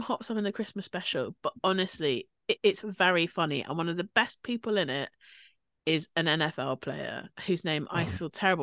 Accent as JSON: {"language": "English", "country": "United Kingdom", "said": "we're obviously British."}